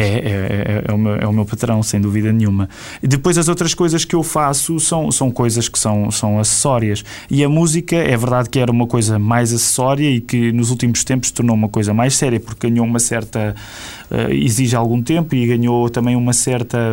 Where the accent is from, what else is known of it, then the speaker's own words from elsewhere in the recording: Queluz, Lisbon, Portugal; also born or lived in Amadora; isto acontece na Igreja Batista de Queluz, de onde, onde eu cresci, porque os meus pais vivem na Amadora